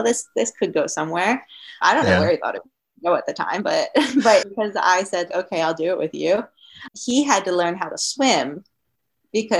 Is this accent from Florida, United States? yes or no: no; Maryland, United States; moved away as an adult; also born or lived in Colorado / Syracuse, New York; we're from Maryland, and my dad and I drove out from Maryland to Colorado